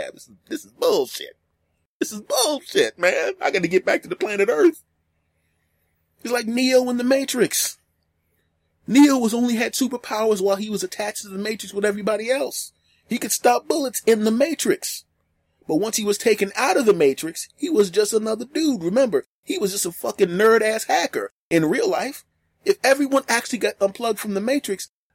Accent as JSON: {"language": "English", "town": "Philadelphia", "region": "Pennsylvania", "country": "United States", "tie": "born or raised there", "moved": "as an adult", "lives_now": "Los Angeles, United States", "said": "my hometown of Philadelphia"}